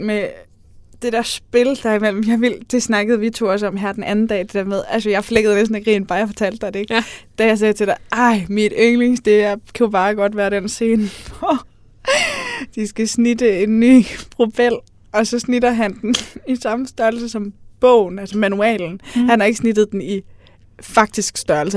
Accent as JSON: {"language": "Danish", "town": "Aarhus", "region": "Central Denmark Region", "country": "Denmark", "said": "jeg er fra Aarhus"}